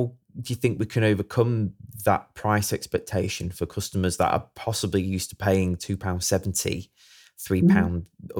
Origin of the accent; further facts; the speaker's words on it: Sheffield, Yorkshire and the Humber, United Kingdom; I'm from Sheffield